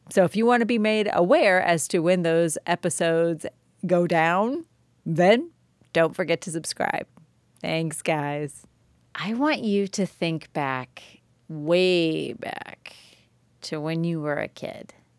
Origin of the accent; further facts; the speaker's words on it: Joliet, Illinois, United States; now in Tennessee, United States; I grew up in Joliet, Illinois, which was easily the best place to grow up